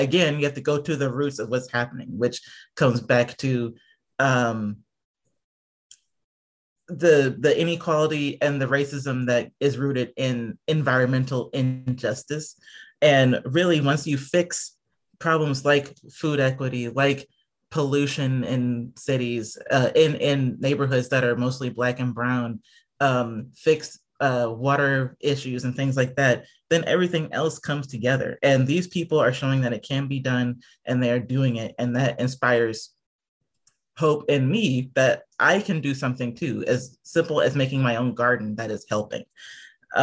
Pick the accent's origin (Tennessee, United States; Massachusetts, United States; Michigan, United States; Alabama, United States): Alabama, United States; Birmingham; also born or lived in Boca Raton, Florida; it's where I'm from. I always say that technically I was born in Boca Raton, Florida, but my parents, are from Birmingham